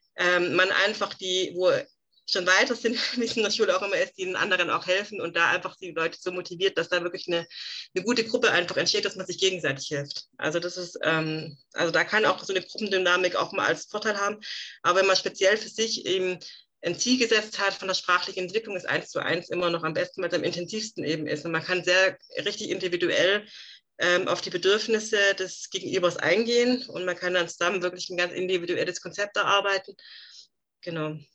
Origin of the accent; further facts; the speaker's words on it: Swabia, Baden-Württemberg, Germany; accent: Swabian (not strong); spreche ich nicht stark Schwäbisch